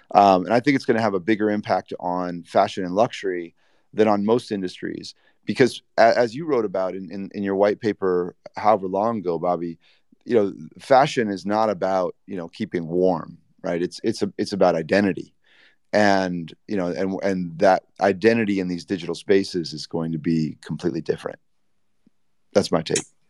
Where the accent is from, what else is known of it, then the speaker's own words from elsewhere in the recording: Indiana, United States; I grew up in Indiana skateboarding